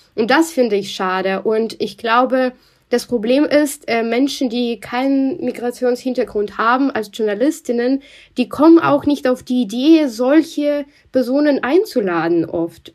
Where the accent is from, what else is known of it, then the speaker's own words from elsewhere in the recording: Russia; accent: Russian; German is a second language; moved away as an adult; now in Germany; ich bin in Russland auch geboren und aufgewachsen